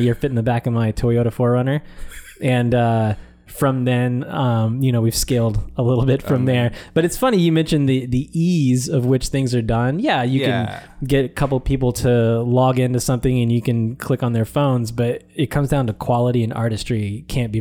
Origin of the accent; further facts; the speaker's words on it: Houston, Texas, United States; I was born in Houston, Texas